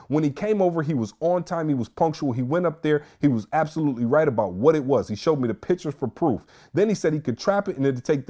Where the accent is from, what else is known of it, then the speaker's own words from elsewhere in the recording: Michigan, United States; I don't know. I'm from the Mitten. I don't really believe we have flying squirrels.